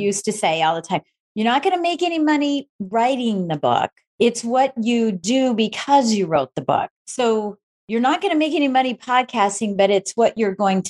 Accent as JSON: {"language": "English", "region": "Michigan", "country": "United States", "said": "we're both from Michigan"}